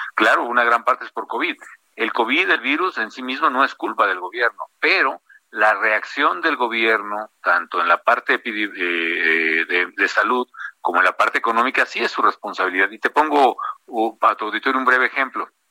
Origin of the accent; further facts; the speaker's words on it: Morelia, Michoacán, Mexico; moved away; also born or lived in Mexico City; en Morelia, en mi tierra